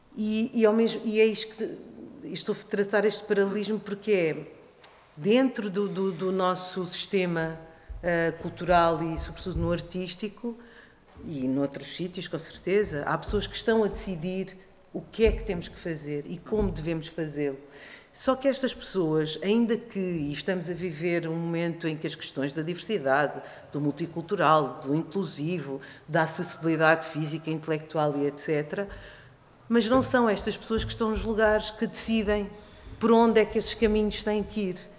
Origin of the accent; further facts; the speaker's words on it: Portugal; also born or lived in Africa; eu trabalho muito, tenho trabalhado nos últimos anos muito em África, onde eu nasci, mas que toda a minha vida eu vivi em Portugal